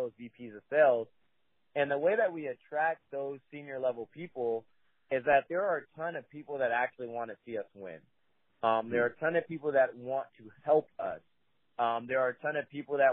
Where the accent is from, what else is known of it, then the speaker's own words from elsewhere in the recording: Richmond, California, United States; Originally, I'm from the East Bay. I was raised by a single mom and a little city called Richmond. It's not too far from Oakland